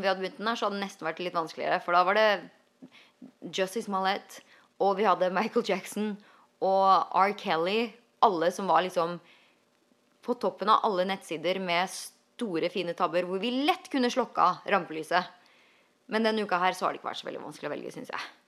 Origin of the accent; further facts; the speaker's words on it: Norway; now in United States; der hjemme i Norge.